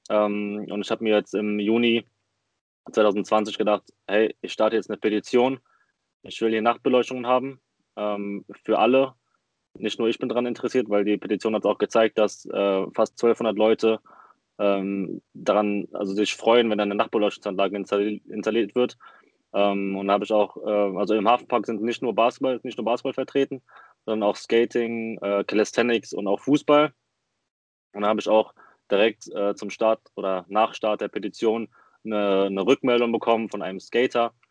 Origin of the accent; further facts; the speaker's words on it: Frankfurt, Hesse, Germany; Ja, ähm, …, 21 aus Frankfurt, ähm, hier geboren. Ähm, meine Mom ist aus Brasilien, mein Vater ist ähm, halb Deutscher.